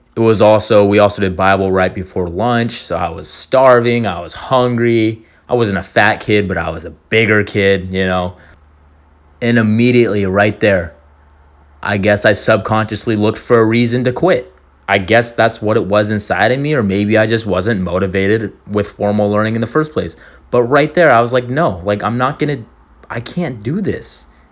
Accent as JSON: {"language": "English", "area": "Orange County", "region": "California", "country": "United States", "tie": "born or raised there", "said": "I was born and raised in Orange County."}